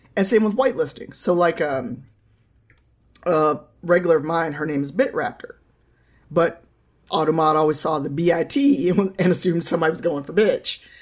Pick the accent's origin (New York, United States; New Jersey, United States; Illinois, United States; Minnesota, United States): Illinois, United States; Chicago; I grew up in Chicago